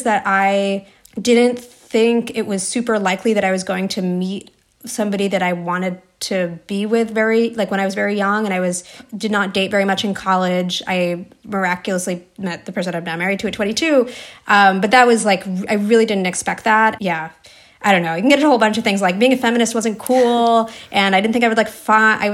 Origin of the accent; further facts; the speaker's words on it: New Jersey, United States; I grew up in New Jersey for a lot of my childhood.